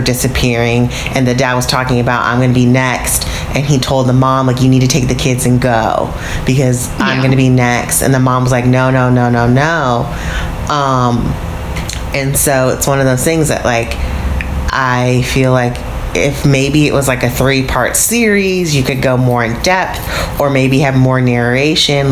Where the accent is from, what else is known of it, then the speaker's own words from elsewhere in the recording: United States; I'm American